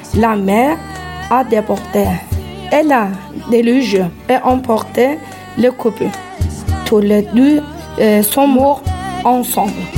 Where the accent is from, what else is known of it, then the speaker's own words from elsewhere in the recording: Samsun, Turkey; French is a second language; now in France; la ville où j'ai grandi. J'ai grandi à Samson.